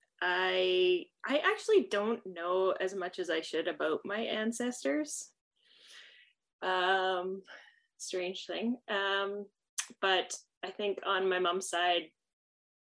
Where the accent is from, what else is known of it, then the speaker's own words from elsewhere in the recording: Saskatoon, Saskatchewan, Canada; now in Regina, Canada; I grew up in Saskatoon, Treaty 6. I now live in Regina, in Treaty 4 territory.